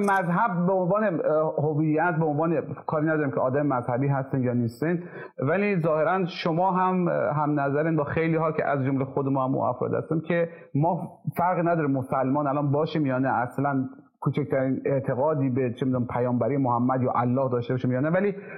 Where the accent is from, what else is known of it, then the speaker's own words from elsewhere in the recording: Khorasan, Iran; accent: Khorasani Persian; first language Khorasani Persian; moved away; زبان مادری ما مثلا فارسی خراسانی